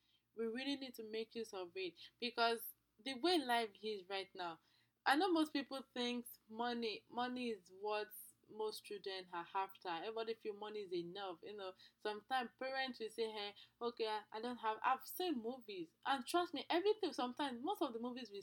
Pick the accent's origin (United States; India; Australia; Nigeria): Nigeria; I'm from Nigeria